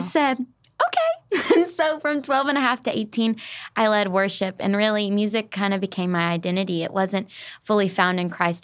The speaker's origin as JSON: {"language": "English", "region": "Arkansas", "country": "United States", "tie": "born or raised there", "also_born_or_lived": "Tennessee", "moved": "as an adult", "lives_now": "Nashville, United States", "said": "I was born and raised in Arkansas for the first eighteen years of my life"}